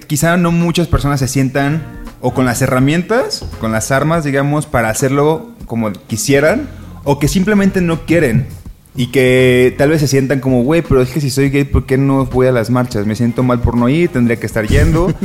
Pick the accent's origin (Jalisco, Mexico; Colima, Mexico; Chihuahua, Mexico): Colima, Mexico; now in Mexico City, Mexico; yo soy de Colima